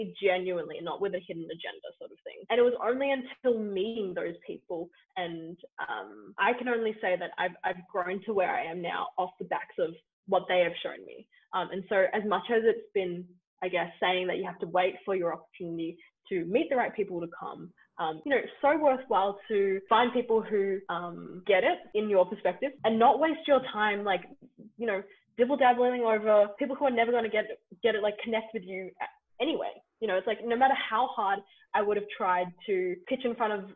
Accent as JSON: {"language": "English", "country": "Australia", "said": "as Australian volunteers"}